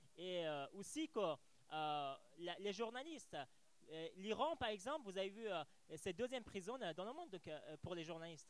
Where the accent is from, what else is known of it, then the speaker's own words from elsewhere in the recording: Afghanistan; French is a second language; moved away as an adult; now in France; je viens d'Afghanistan, réfugié en France depuis trois ans et demi